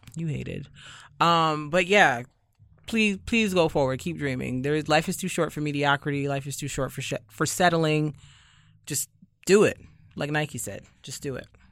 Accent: Barbados; moved away; I am from Barbados

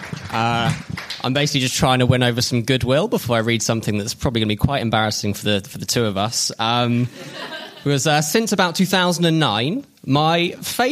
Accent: Oxfordshire, South East England, United Kingdom; In my hometown in Oxfordshire

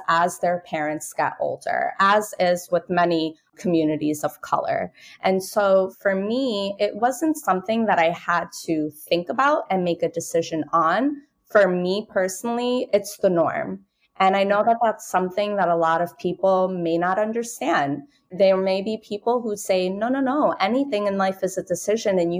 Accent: New York City, New York, United States; I'm born and raised in Brooklyn, New York. I'm the daughter of low-income Moroccan immigrants.

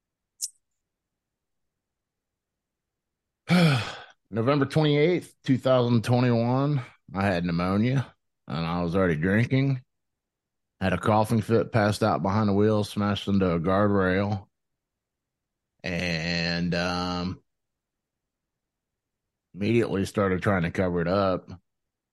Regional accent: Ohio, United States

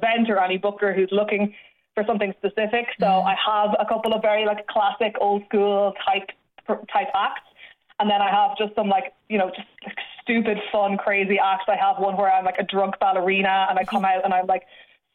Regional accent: Galway, Connacht, Ireland; moved away as an adult; also born or lived in London; Galway, which is where I'm from.

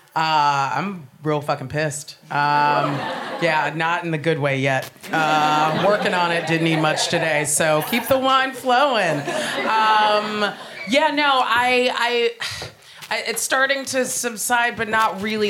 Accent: United States; moved away as an adult; now in United Kingdom; I am American

